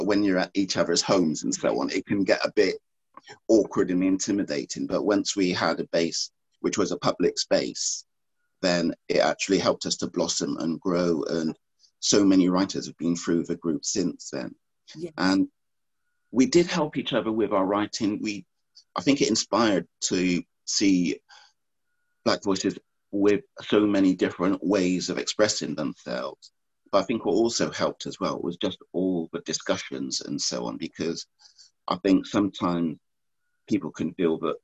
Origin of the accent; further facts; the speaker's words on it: Bristol, South West England, United Kingdom; I'm from Bristol.